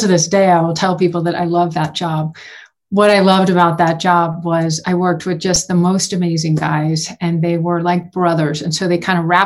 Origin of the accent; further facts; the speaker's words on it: Houston, Texas, United States; moved away as an adult; now in Boulder, United States; I grew up in Houston